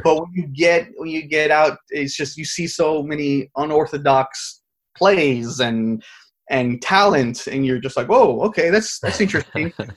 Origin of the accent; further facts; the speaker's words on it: Pasadena, California, United States; my hometown of Pasadena